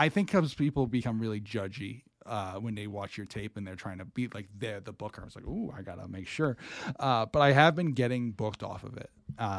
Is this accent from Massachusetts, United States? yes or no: yes; Swansea, Massachusetts, United States; I'm from Swansea, Mass.